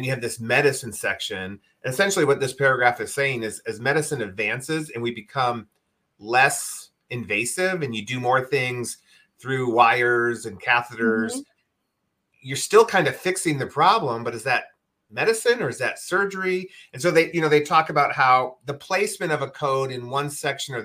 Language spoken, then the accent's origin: English; Midwest, United States; I grew up in the Midwest, and we had rhubarb